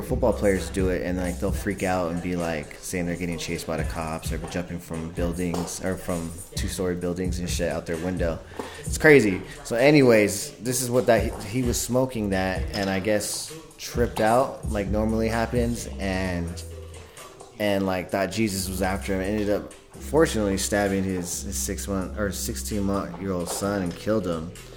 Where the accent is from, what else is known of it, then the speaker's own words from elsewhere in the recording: California, United States; moved away; I'm not from here. I'm from California, or I was originally grew up in California